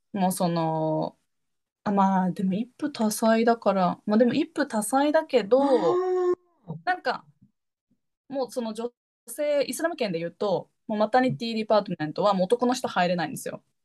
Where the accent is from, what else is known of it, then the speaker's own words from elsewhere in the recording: Japan; moved away as an adult; 日本で生まれ育った